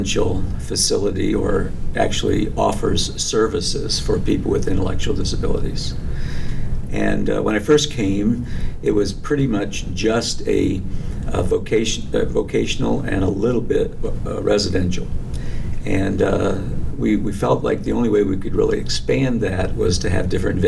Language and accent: English; New Jersey, United States; also born or lived in Michigan / Ohio / Grand Rapids, Michigan / Hatfield, Pennsylvania; now in Union Grove, United States; I was born in Michigan, raised in New Jersey, and schooled in Ohio